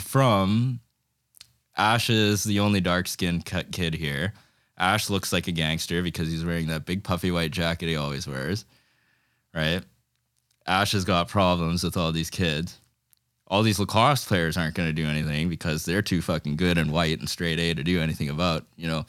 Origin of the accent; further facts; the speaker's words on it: Fiji; I'm from Fiji